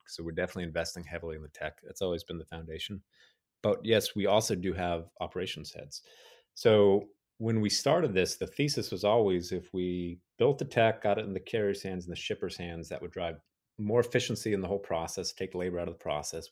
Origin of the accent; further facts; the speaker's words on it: Dallas, Texas, United States; I'm from Dallas originally